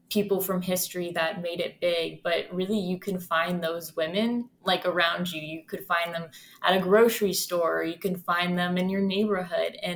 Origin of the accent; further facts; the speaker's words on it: Ohio, United States; Growing up in Ohio, we get a lot of snow in the winter, so that's kind of what I've grown up with.